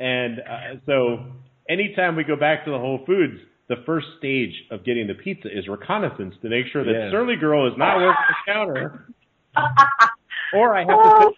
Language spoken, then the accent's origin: English; New Jersey, United States; moved away; I grew up in New Jersey, in the shadow of New York